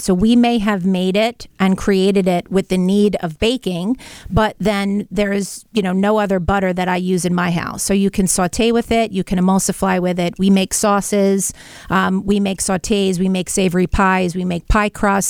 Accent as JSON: {"language": "English", "town": "Brooklyn", "region": "New York", "country": "United States", "tie": "born or raised there", "said": "You know, growing up in Brooklyn, butter was a staple in our home."}